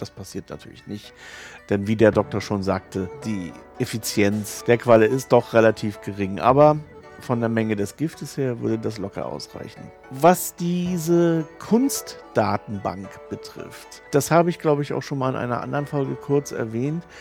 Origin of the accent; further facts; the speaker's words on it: Germany; moved away as an adult; also born or lived in Asia; Ich bin an der Ostsee aufgewachsen